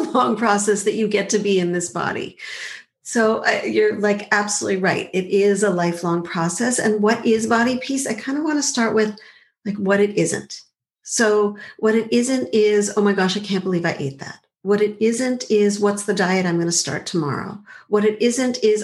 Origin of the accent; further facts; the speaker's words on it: Montreal, Quebec, Canada; I grew up in Montreal